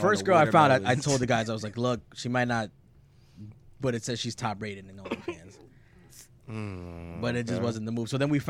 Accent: New Jersey, United States; we're from Jersey.

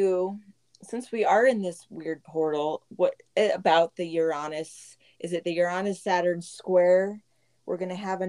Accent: Boise, Idaho, United States; also born or lived in San Diego, California; I grew up here. I wasn't born here. I was born in San Diego. But my dad is from Idaho, so we moved back up here in 85. And I'm grateful that I was able to grow up here.

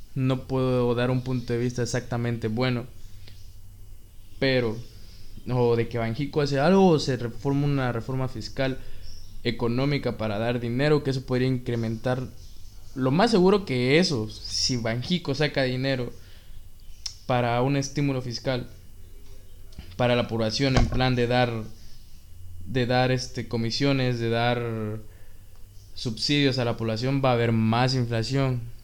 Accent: Mexico; Somos 126 millones de mexicanos

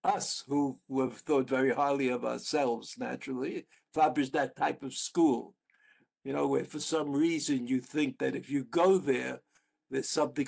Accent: New York, United States; moved away as an adult; now in Israel; I came from the Yeshiva Flatbush, which is a co-ed Jewish school.

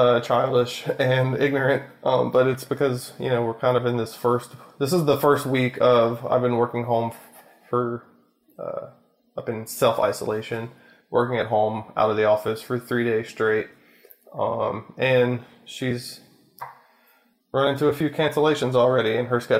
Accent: Louisiana, United States; we're from Louisiana. We live outside of Baton Rouge

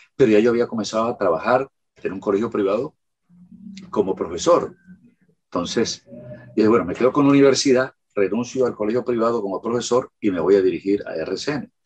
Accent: Magangué, Bolívar, Colombia; nací en Magangue, a orillas del río Magdalena, en el sur del departamento de Bolívar. Eh, allá, desde niño, nació mi pasión

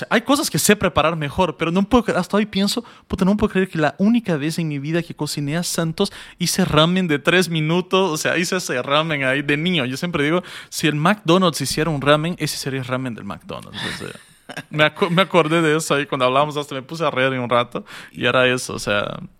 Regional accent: Bolivia; Era qué nos une como bolivianos la comida.

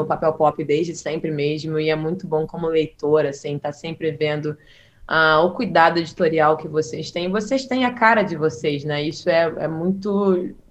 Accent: Northeast Region, Brazil; now in Rio de Janeiro, Brazil; eu tive a oportunidade de, de, passar minha infância no Nordeste

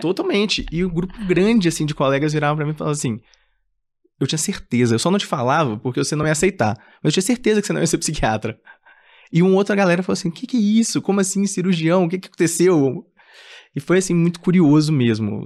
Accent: Minas Gerais, Brazil; eu sou de Minas, né? é, e queria ficar em BH mesmo

